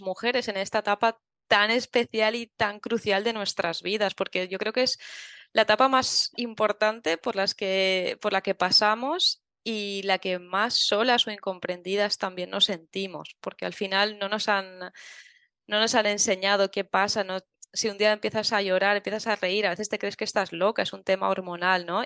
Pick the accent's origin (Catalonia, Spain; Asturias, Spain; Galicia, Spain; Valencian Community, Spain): Valencian Community, Spain; Tavernes de la Valldigna; soy de Tabernes de la Vaidigna, que es un pueblecito de Valencia